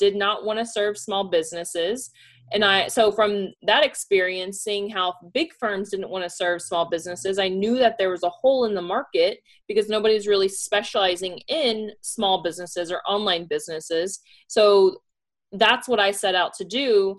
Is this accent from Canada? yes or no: no; Pasadena, Texas, United States; also born or lived in Kentucky; now in Deer Park, United States; Pasadena, Texas.